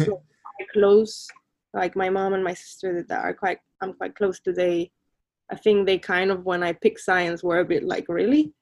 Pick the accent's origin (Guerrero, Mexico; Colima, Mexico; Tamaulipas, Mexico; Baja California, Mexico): Colima, Mexico; moved away as an adult; also born or lived in Mexico City; now in London, United Kingdom; I'm originally from Mexico. I was born in Mexico City, but grew up um, in the Pacific coast in a small town called Colima